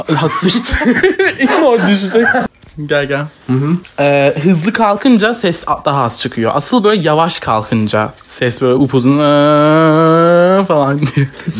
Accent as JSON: {"language": "Turkish", "country": "Turkey", "tie": "born or raised there", "said": "Çünkü Türkiye'de büyüdüm. Türk kültürüyle büyüdüm."}